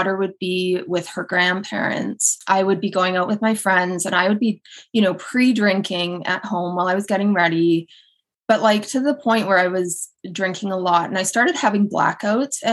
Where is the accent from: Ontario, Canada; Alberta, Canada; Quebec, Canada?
Alberta, Canada; Edmonton; moved away as an adult; also born or lived in England / Kelowna / Toronto; now in Pennsylvania, United States; So I am Canadian, born and raised. I grew up on the west side of Canada, very cold place called Edmonton, Alberta.